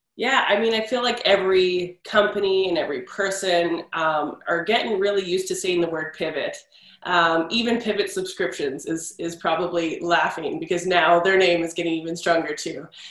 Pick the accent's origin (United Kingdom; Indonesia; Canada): Canada; I'm Canadian